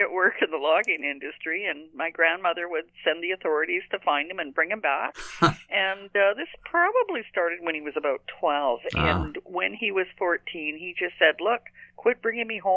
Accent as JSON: {"language": "English", "town": "Bella Coola", "region": "British Columbia", "country": "Canada", "tie": "born or raised there", "also_born_or_lived": "Sheringham Point Lighthouse, British Columbia", "moved": "yes", "said": "I was born in the Bella Coola Valley in the Bella Coola itself"}